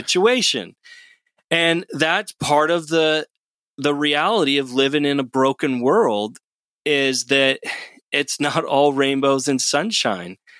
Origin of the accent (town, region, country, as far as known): United States